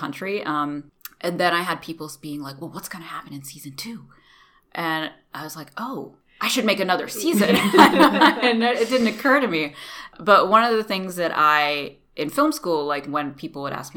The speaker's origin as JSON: {"language": "English", "region": "North Carolina", "country": "United States", "tie": "born or raised there", "moved": "yes", "lives_now": "Los Angeles, United States", "said": "I am Indian, as in my parents are from India, but I grew up in North Carolina. So I grew up in the South"}